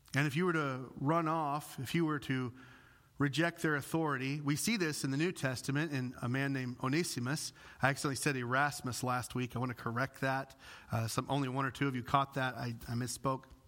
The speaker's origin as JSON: {"language": "English", "region": "Illinois", "country": "United States", "moved": "yes", "said": "I'm from the Bible Belt. Literally every family in my area of Illinois has at least one pastor in the family"}